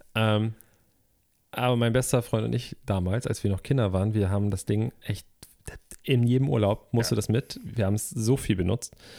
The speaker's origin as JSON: {"language": "German", "country": "Germany", "tie": "born or raised there", "said": "Ich bin ja am Alsterlauf groß geworden"}